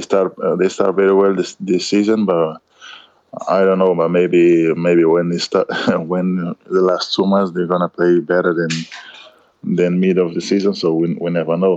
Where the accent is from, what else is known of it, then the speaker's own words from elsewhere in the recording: Cape Verde; English is a second language; now in Madrid, Spain; I come from Cape Verde